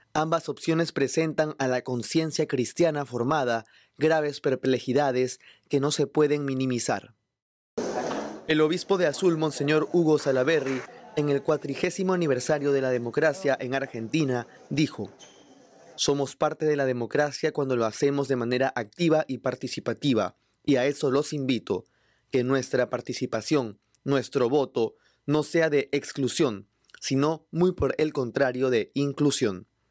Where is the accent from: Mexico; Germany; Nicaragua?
Nicaragua; moved away as an adult; now in United States; la Iglesia Católica de mi país